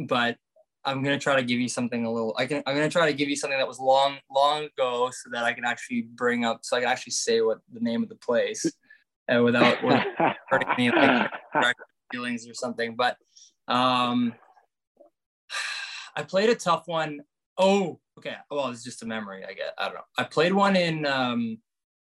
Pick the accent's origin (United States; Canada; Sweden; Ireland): Canada; I love coming here to Canada, obviously playing at my home country